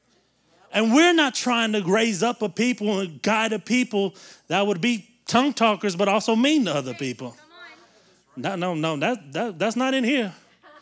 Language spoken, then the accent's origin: English; the South, United States; we grew up in the South where everybody goes to church and all those things.